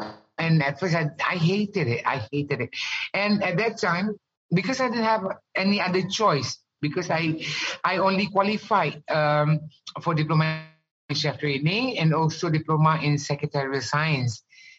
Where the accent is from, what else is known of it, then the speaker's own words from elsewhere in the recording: Ghana; also born or lived in Malaysia; growing up in Ghana, I've never seen pork in my entire life.